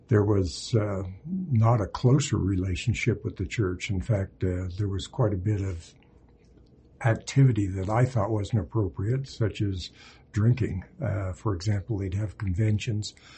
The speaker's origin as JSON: {"language": "English", "town": "Montpelier", "region": "Idaho", "country": "United States", "tie": "born or raised there", "also_born_or_lived": "Utah", "moved": "as an adult", "said": "I was born and raised in southeastern Idaho, Montpelier, Idaho"}